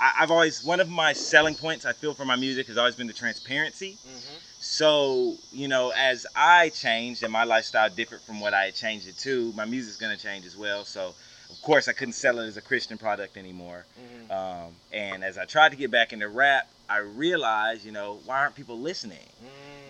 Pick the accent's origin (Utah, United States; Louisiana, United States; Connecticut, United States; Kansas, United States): Louisiana, United States; Shreveport; also born or lived in Killeen, Texas; I'm born and raised Shreveport, Louisiana. But, I was born in Killeen, Texas, but I've been here since I was a baby.